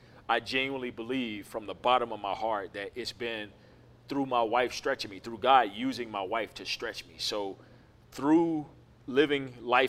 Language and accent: English; Memphis, Tennessee, United States; moved away as an adult; also born or lived in Southern California; now in Atlanta, United States; We're originally from Memphis, Tennessee